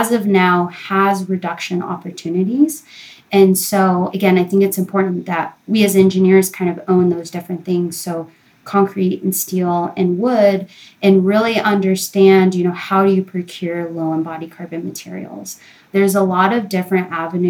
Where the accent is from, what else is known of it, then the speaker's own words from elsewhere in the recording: Colorado, United States; it was in my home state.